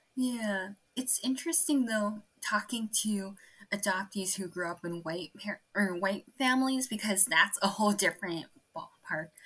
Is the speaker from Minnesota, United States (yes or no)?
no; Torrance, California, United States; also born or lived in Guangzhou, China; growing up in Torrance